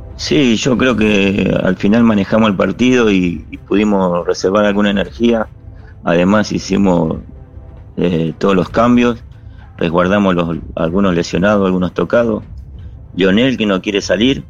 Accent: Argentina; now in Bangladesh; Los argentinos no somos vagos, no somos tramposos

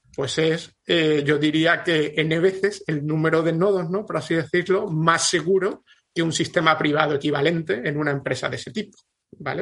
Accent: Andalusia, Spain; yo como soy andaluz

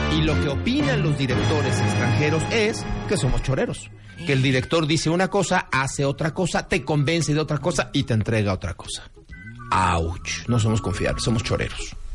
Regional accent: Mexico; somos los mexicanos

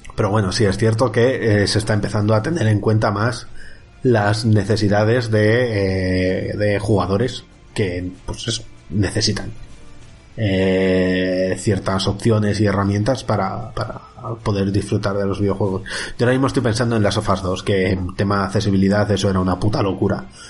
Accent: Villarrubia, Spain; mi pueblo, en Villarrubia

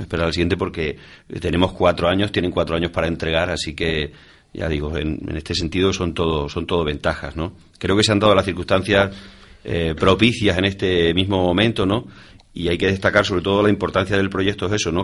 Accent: Almaraz, Extremadura, Spain; el Ayuntamiento de Almaraz, ¿no? el, que es mi pueblo

